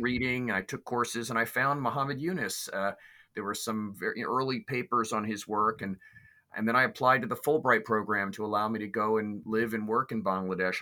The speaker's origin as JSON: {"language": "English", "town": "New York City", "region": "New York", "country": "United States", "tie": "born or raised there", "said": "I was raised in New York City"}